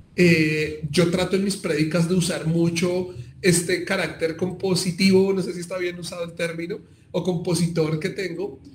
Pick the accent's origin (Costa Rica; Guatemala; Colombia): Colombia; Bogotá; somos cachacos, somos rolos